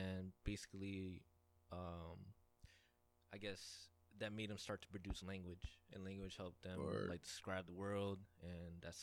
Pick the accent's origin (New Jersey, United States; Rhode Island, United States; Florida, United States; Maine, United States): Rhode Island, United States; Providence; I grew up in Southside Providence